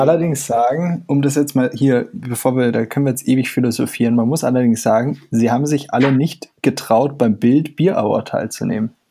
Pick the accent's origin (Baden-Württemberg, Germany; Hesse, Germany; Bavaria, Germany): Bavaria, Germany; als Bayer